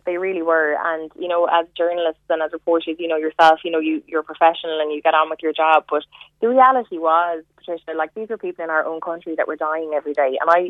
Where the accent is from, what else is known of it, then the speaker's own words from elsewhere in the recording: Cork, Munster, Ireland; born there; I was born in Cork. I was born in Cork, and my mom is Cork and my dad's Waterford. My parents live in Waterford.